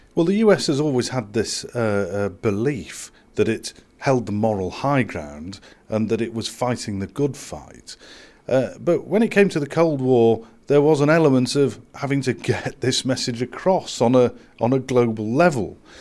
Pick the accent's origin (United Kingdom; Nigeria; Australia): United Kingdom; England; as an Englishman